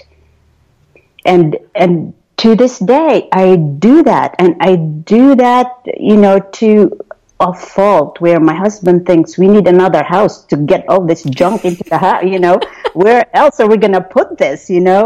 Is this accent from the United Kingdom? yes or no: no; Philippines; moved away; growing up in the Philippines